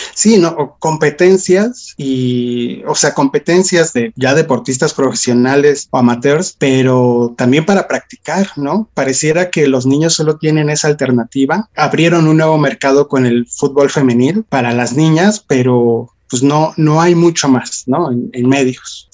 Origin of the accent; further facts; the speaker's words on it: Mexico City, Mexico; en el caso de la Ciudad de México, que es donde, de donde soy